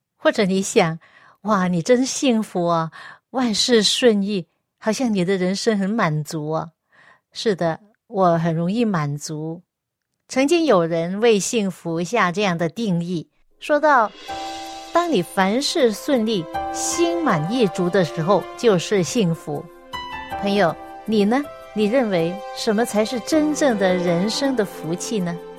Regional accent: Hong Kong; now in Seattle area, United States; 罗医生跟我一样也是香港人，所以我们都讲广东话

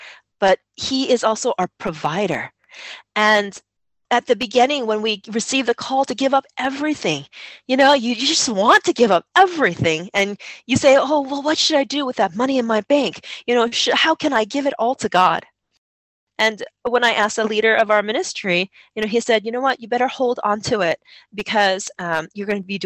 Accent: United States; moved away as an adult; Growing up in America and living life in America

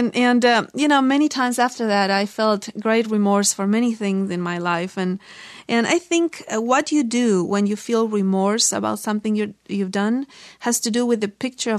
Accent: Argentina; moved away; we're from Argentina.

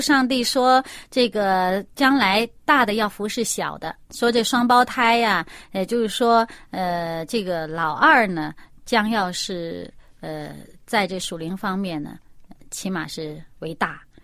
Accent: China; 我们中国人

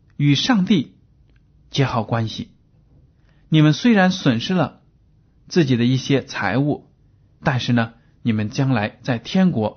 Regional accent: China; 我们中国人都知道，在我们的生活中呢，离不开“关系”这两个字

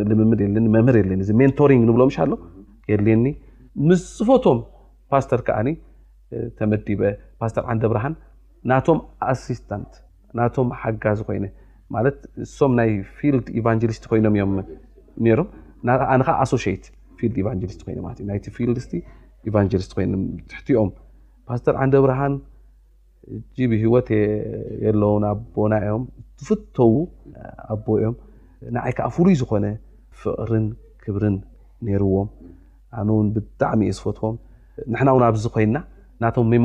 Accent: Asmara, Maekel, Eritrea; moved away; ኣስመራ ተወሊደ ዓብየ

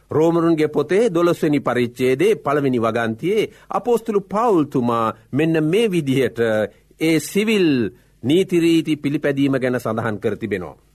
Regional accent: Sri Lanka; අප උපන් රට අපි මැරෙන රට ශ්‍රී ලංකාවයි.

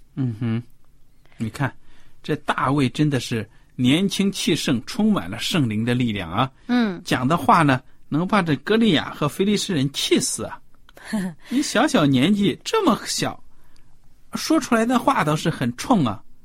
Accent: China; 跟我们中国人平时用的弹弓不一样

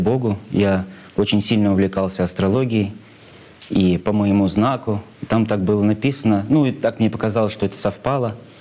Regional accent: Cheboksary, Chuvashia, Russia; мой родной город, мой любимый город Чебоксары

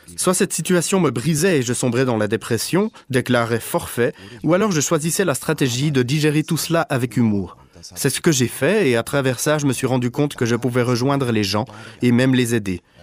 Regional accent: Germany; je suis allemand

